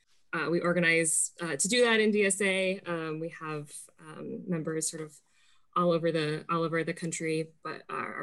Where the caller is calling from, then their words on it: Seattle, Washington, United States; I am calling in from Seattle, Washington, in the U.S.